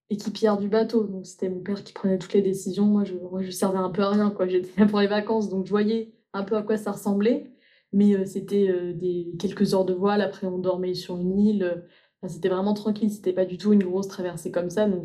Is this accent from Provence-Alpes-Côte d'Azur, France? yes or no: yes; Toulon, Provence-Alpes-Côte d'Azur, France; je viens de Toulon, dans le sud